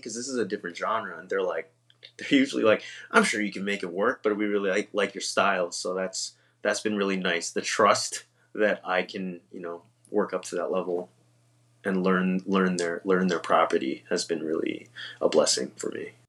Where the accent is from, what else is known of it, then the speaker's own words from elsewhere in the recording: East Coast, United States; now in Northern California, United States; I'm from the East Coast